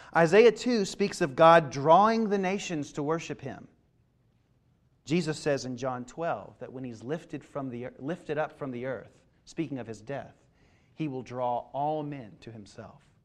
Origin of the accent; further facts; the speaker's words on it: Kentucky, United States; moved away; I grew up in Kentucky.